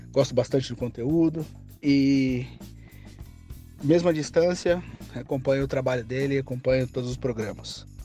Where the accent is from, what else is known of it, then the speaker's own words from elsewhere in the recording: Poá, São Paulo, Brazil; eu sou de Poá, na região metropolitana de São Paulo.